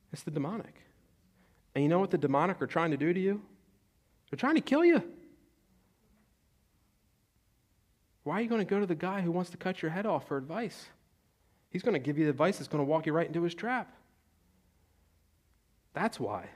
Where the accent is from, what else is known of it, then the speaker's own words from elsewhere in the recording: Salem or Penns Grove, New Jersey, United States; I'm from Salem or Pensgrove, New Jersey, where we have the Red Devils